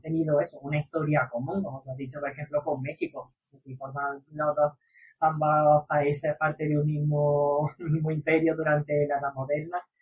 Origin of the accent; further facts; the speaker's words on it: Granada, Andalusia, Spain; los tres somos de, de Granada